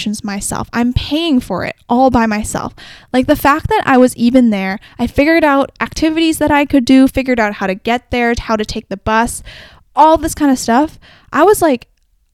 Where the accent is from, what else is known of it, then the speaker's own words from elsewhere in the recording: Canada; I'm from Canada